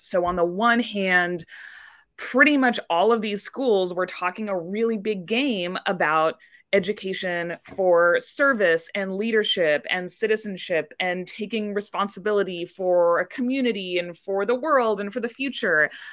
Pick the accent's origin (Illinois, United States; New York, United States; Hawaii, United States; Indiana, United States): Indiana, United States; Indianapolis; I grew up in Indianapolis, Indiana